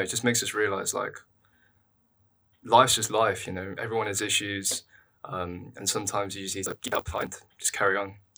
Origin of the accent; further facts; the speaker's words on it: London, United Kingdom; I'm from London. I've always lived in London